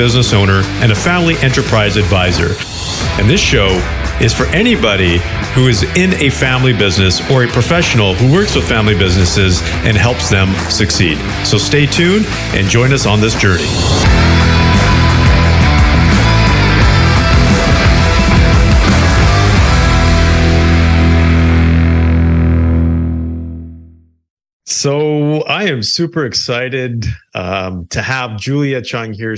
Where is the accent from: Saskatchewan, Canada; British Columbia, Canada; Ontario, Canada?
Ontario, Canada; close to Toronto; we're both Canadian. I'm on the more of the eastern side in Ontario, out close to Toronto